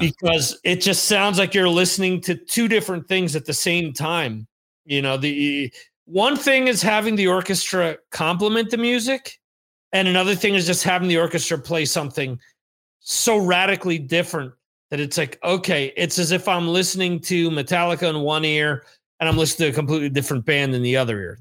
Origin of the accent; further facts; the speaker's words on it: New Jersey, United States; where I grew up in New Jersey